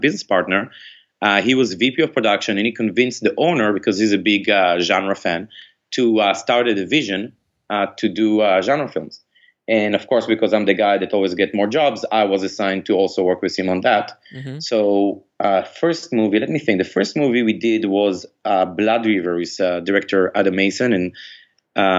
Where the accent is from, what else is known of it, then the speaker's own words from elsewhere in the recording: Israel; moved away; I grew up in Israel